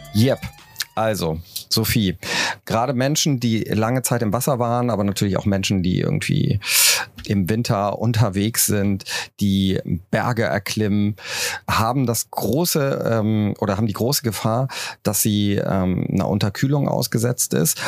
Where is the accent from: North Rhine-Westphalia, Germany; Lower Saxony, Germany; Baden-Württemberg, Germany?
North Rhine-Westphalia, Germany; Cologne; ich komme ja aus Köln